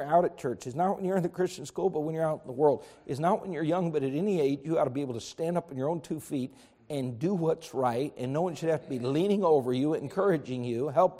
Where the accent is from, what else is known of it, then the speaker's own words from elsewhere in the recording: United States; I'm an American